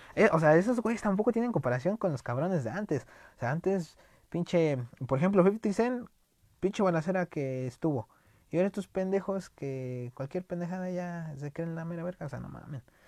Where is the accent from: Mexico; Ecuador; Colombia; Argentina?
Mexico